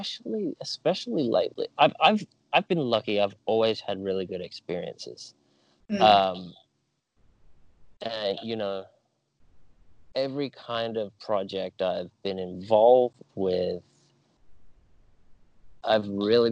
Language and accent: English; Australia; I grew up in Australia, and then after I finished high school, I decided to go travel for a couple months.